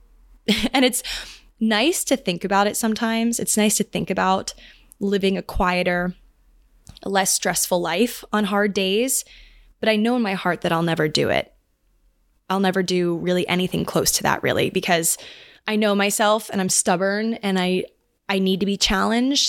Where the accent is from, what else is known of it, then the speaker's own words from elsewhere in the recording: Maryland, United States; now in New York, United States; I'm going back home again to Maryland